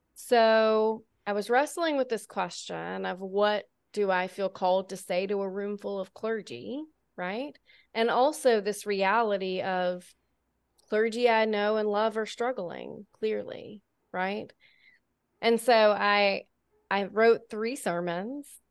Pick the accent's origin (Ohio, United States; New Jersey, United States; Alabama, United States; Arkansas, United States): Alabama, United States; born and raised in Alabama